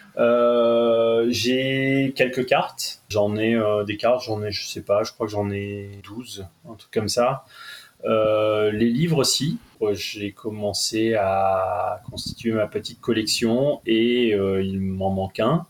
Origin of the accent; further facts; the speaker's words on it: Lille, Hauts-de-France, France; je suis lillois